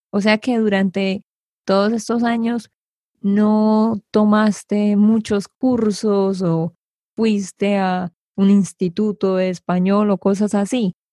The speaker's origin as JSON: {"language": "Spanish", "country": "Colombia", "said": "Porque crecí así, pero yo sé, es raro, es raro porque como colombiana debería saber bailar."}